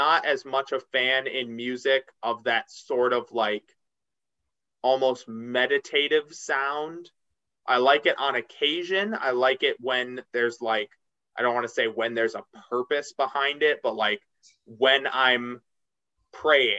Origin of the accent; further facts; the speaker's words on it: Illinois, United States; I'm from Illinois